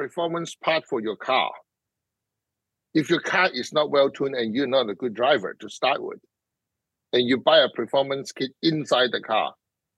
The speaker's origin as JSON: {"language": "English", "country": "Hong Kong", "tie": "born or raised there", "moved": "yes", "said": "being grew up in Hong Kong"}